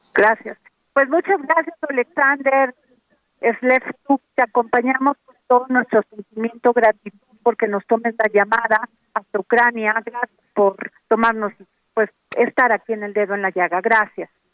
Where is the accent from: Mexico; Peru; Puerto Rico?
Mexico; somos más los mexicanos y mexicanas que nos paramos todos los días a trabajar